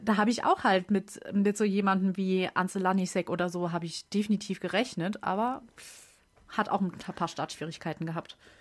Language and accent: German; Germany; als Deutscher